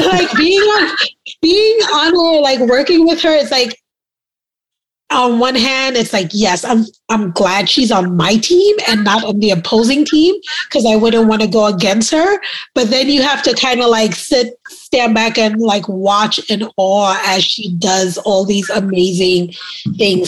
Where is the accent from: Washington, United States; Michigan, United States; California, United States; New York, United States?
New York, United States; New York City; accent: New Yorker; moved away; also born or lived in Trinidad; I'm a West Indian girl and I grew up in Brooklyn, New York